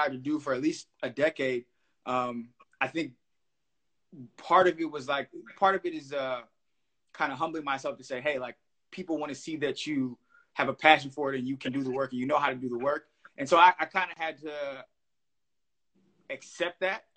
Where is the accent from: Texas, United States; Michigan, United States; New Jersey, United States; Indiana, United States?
Michigan, United States; Detroit; born and raised on Detroit's West Side